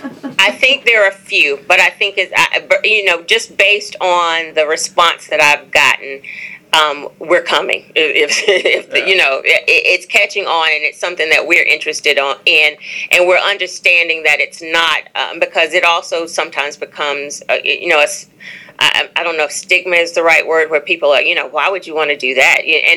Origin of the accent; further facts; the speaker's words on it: Atlanta, Georgia, United States; also born or lived in Brooklyn; now in Charlotte, United States; So I was born in Brooklyn, lived in Charlotte, then moved to Atlanta and in my early 20s when my daughter was very young. And so I always say that I grew up in Atlanta.